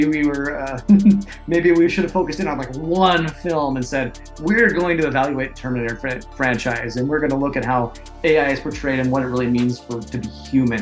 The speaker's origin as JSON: {"language": "English", "country": "United States", "said": "I'm an American"}